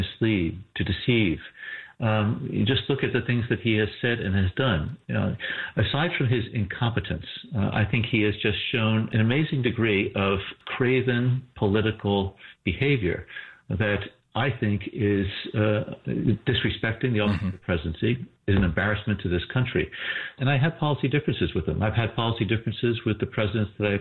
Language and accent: English; New Jersey, United States; I was just a kid growing up in New Jersey from a blue collar family.